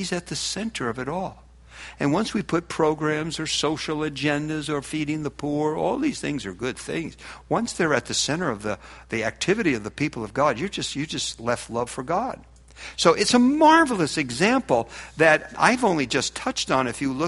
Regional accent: Newark, New Jersey, United States; I was raised in Newark, New Jersey.

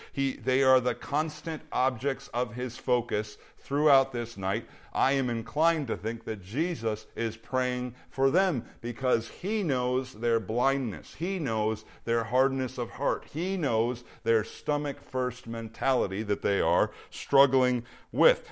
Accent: Minnesota, United States; now in Bakersfield, United States; when I was a kid growing up in Minnesota

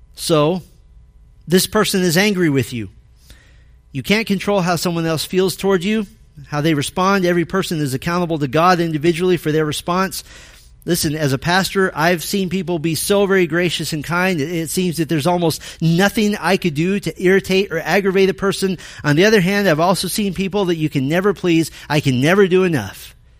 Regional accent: Arizona, United States; moved away; I grew up in Arizona

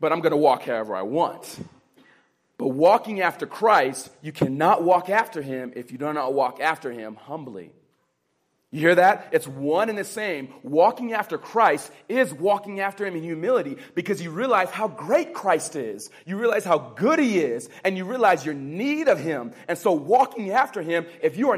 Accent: California, United States; I was raised in the California public school system

